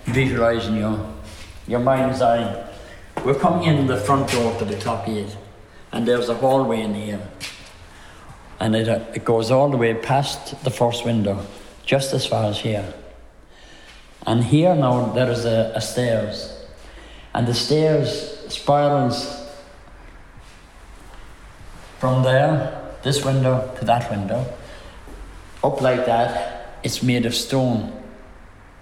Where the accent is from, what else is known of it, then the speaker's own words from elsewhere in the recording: Youghal, Munster, Ireland; I was born here in the Clockgate in Youghal in 1939.